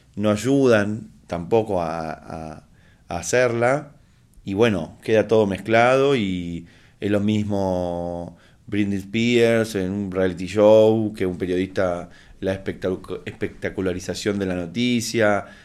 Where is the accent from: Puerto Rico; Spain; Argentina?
Argentina; como latinoamericano, como argentino